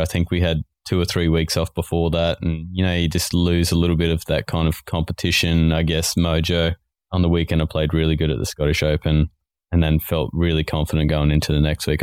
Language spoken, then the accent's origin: English; Australia